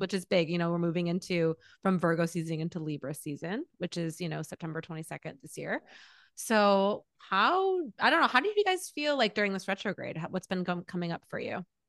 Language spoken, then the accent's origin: English; Michigan, United States; now in Los Angeles, United States; growing up in Michigan